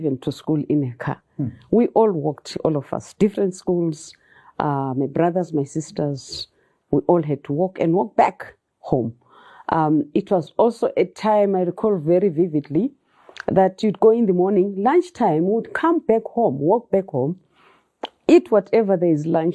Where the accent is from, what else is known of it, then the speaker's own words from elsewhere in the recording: Bulawayo, Zimbabwe; also born or lived in Luveve, Bulawayo; I learned a lot growing up in Makokoba. Though I left Makokoba, I think I was doing grade six when we left that suburb.